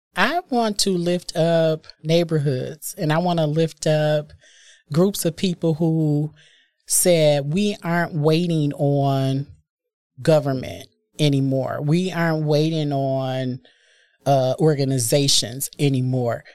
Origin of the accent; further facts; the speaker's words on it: Milwaukee, Wisconsin, United States; I am born and raised in Milwaukee